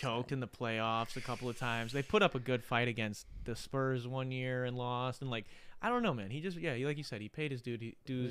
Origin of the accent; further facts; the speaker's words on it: Wisconsin, United States; we're from Wisconsin